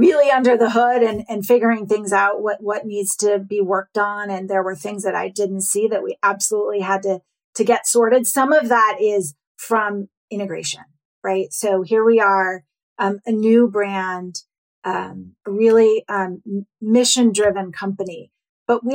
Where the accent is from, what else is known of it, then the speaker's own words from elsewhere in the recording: New York, United States; I'm a New Yorker